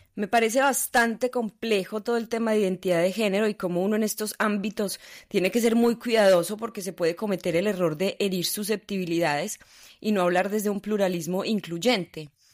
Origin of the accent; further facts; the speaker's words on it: Colombia; Obviamente soy colombiana, un país tercermundista, extremadamente machista, nací en una sociedad machista